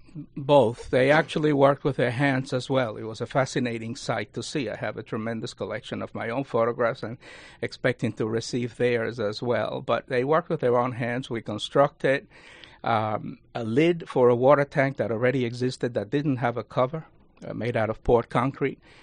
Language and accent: English; Cuba; also born or lived in Spring Valley, New York; now in Rockland County, New York, United States; I was born in Cuba